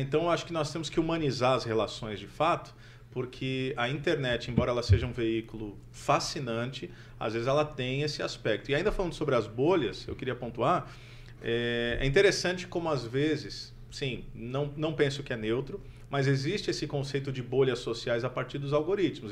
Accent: Campo Mourão, Paraná, Brazil; sou de Campo Mourão

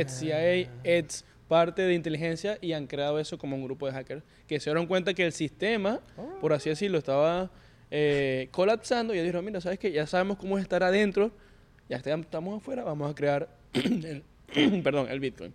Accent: Venezuela; moved away as an adult; now in New York, United States; Yo llegué de Venezuela directamente a Nueva York.

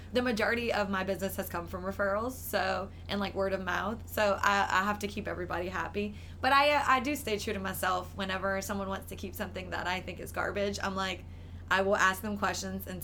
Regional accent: New Iberia, Louisiana, United States; I'm from the South. I'm from Louisiana. I grew up in New Iberia.

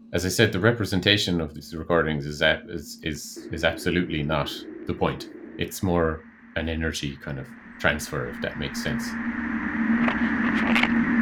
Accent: Ireland; moved away as an adult; also born or lived in Netherlands; I moved back to Ireland from the Netherlands, where I was living for three years

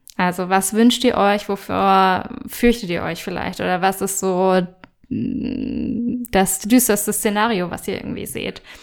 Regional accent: Germany; bei uns in Deutschland

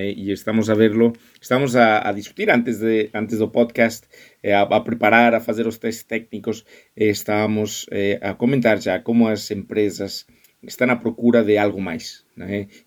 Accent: Spain; Portuguese is a second language; moved away; also born or lived in United States / Germany; Pá, porque eu sou espanhol. É, a ver, eu, eu me criei em escolas espanholas e norte-americanas, em Espanha e em, e em Estados Unidos.

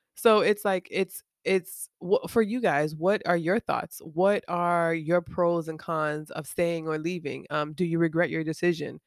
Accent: Miami, Florida, United States; moved away as an adult; when I was growing up in Miami

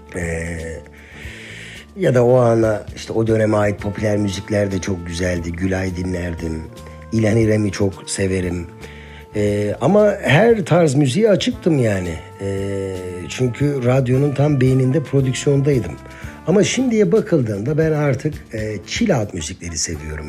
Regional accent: Eskişehir, Turkey; 1980 Eskişehir doğumluyum ben.

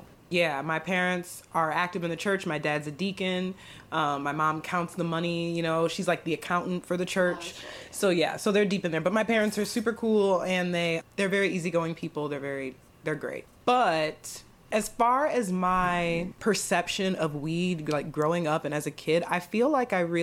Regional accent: Akron, Ohio, United States; my hometown of Akron, Ohio

